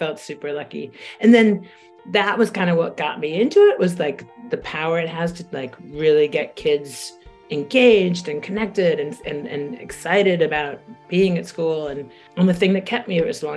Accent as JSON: {"language": "English", "town": "Washington", "region": "District of Columbia", "country": "United States", "tie": "born or raised there", "said": "being a kid growing up in Washington, D.C."}